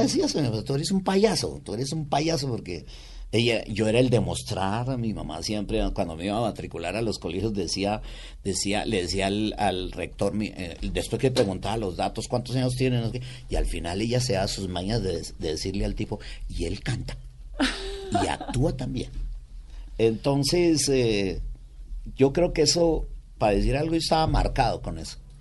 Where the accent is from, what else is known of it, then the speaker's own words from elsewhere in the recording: Cali, Valle del Cauca, Colombia; moved away; also born or lived in Bogotá; yo soy caleño por mi padre, eh, cundiboyaco por mi mamá